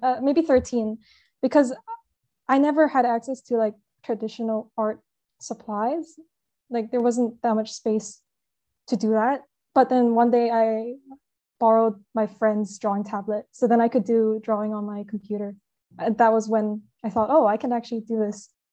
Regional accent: Hong Kong; I'm from Hong Kong

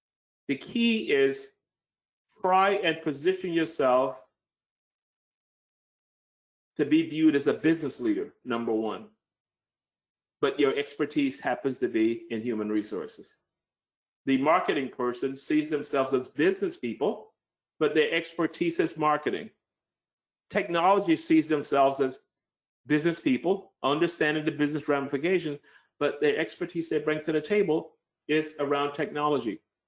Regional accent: Oklahoma, United States; But maybe I could move back to my hometown in Oklahoma in the middle of the US and work from there

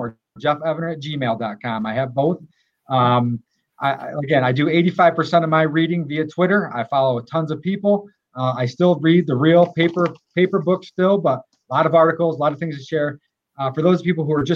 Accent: Groton, United States; I served for three terms as mayor of my hometown in Groton

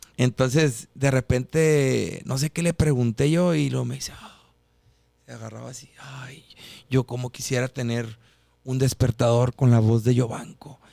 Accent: Mexicali, Baja California, Mexico; moved away as an adult; also born or lived in Guadalajara / Mazatlán; now in Colombia; yo soy de Mexicali y crecí con la música norteña.

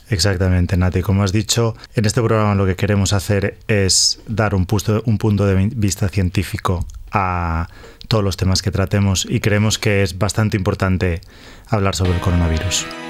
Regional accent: Valladolid, Castile and León, Spain; moved away as an adult; also born or lived in Barcelona / Sweden; now in Australia; soy originario de Valladolid

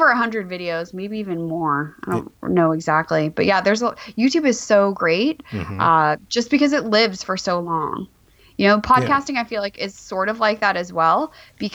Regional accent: Glendale, California, United States; also born or lived in Davis, California; I was born and raised in Glendale, California

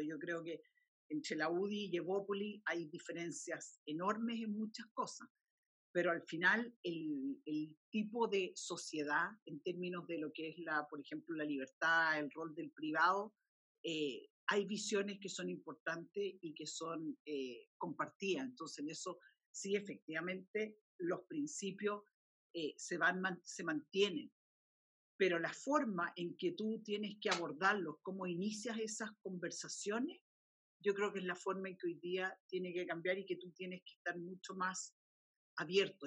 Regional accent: Chile; como chileno

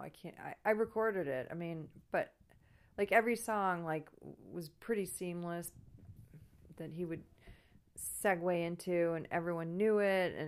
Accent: Grosse Pointe, Michigan, United States; grew up in Grosse Pointe

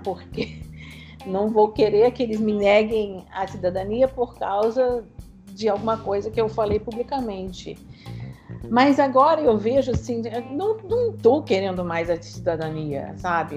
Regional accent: Boston, Massachusetts, United States; Portuguese is a second language; moved away as an adult; also born or lived in Rio de Janeiro, Brazil; now in New York, United States; Eu sou de Boston, originalmente, nos Estados Unidos

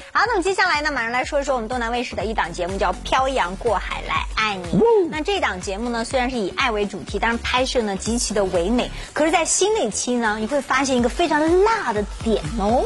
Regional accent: Chongqing, China; 我来自重庆

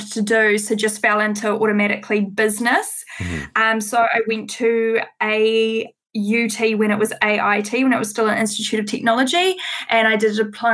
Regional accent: Auckland, New Zealand; I'm from Auckland, New Zealand. So I was born and raised

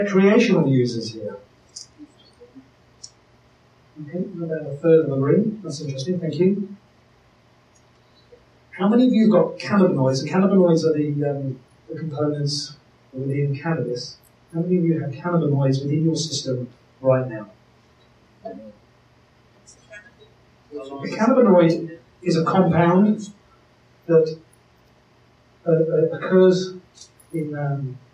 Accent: United Kingdom; moved away as an adult; now in Canada; I'm originally from the UK

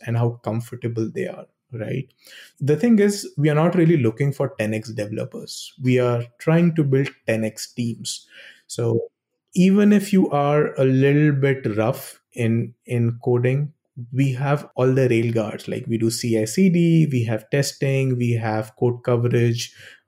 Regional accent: India; moved away as an adult; I come from India

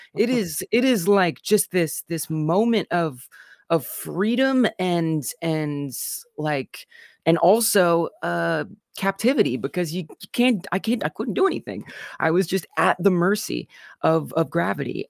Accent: Southern Illinois / St. Louis, United States; I'm from Southern Illinois in Saint Louis

